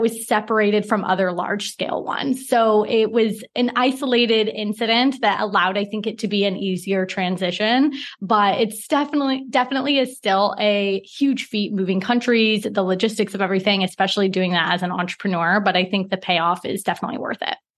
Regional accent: Portland, Oregon, United States; moved away as an adult; also born or lived in Singapore; now in Mauritius; I'm from Portland, Oregon

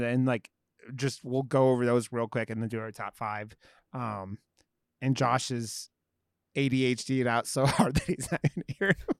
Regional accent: Ohio, United States; I grew up in Ohio, so I wasn't, like, the South

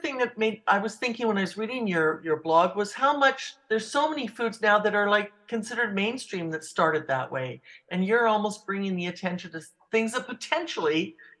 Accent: Vancouver Island, British Columbia, Canada; I'm from Vancouver Island

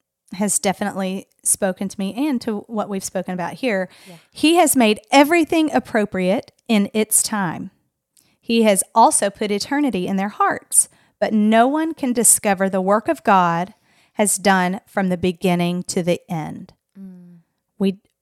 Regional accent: Arkansas, United States; I am from Arkansas, that's for sure.

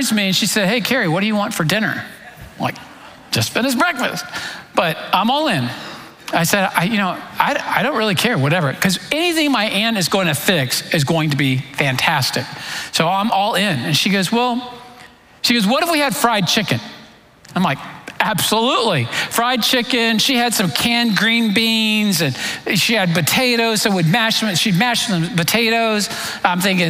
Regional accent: Florida, United States; I grew up in Florida

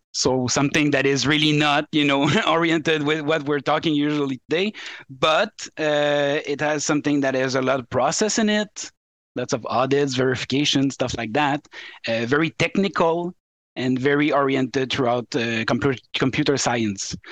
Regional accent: Quebec, Canada; English is a second language; I'm I'm from Quebec

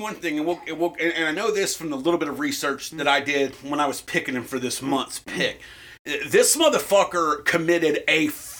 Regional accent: the South, United States; I'm a white boy from the South.

